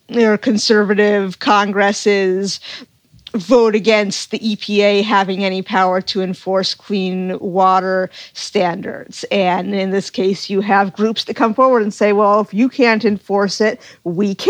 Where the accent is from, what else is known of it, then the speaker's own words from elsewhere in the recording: Cape Cod, Massachusetts, United States; now in Chesapeake Bay area, United States; I grew up on Cape Cod